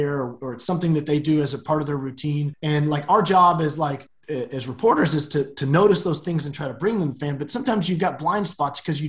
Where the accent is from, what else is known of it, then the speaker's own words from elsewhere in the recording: Oklahoma, United States; I'm an Okie. I've lived in this state my whole life